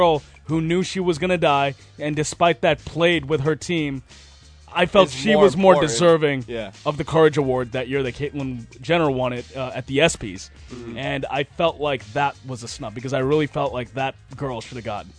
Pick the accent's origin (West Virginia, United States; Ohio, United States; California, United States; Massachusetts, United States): Massachusetts, United States; Boston; Naturally, I grew up a Celtics fan. Mm-hmm. I'm from Boston.